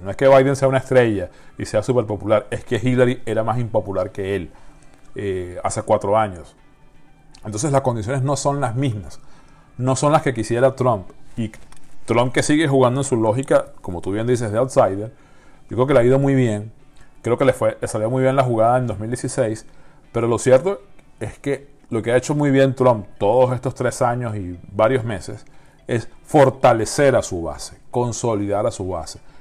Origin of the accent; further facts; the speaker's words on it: Venezuela; la venezolana, por la situación que todos conocemos en mi país